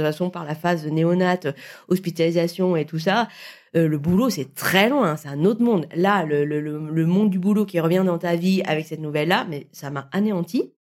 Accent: Vietnam; je suis vietnamienne

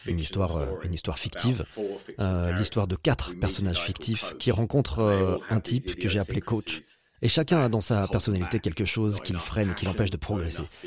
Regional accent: United Kingdom; j'aimais aussi faire des compètes chez moi au Royaume-Uni

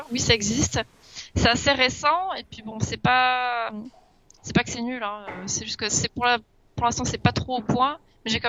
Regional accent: Toulouse, Occitania, France; born there; Je suis né à Toulouse en 1996.

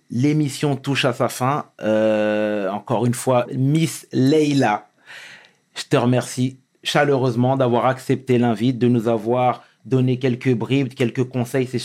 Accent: Senegal; parce qu'on est sénégalais tous

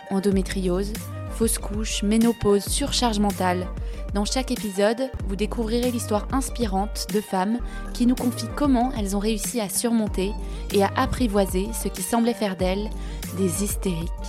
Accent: France; now in Denmark; en tant que Français euh, au Danemark

